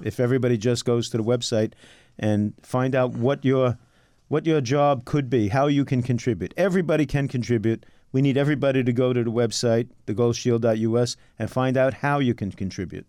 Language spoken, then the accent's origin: English; New York City, New York, United States; also born or lived in Queens; I was born in Brooklyn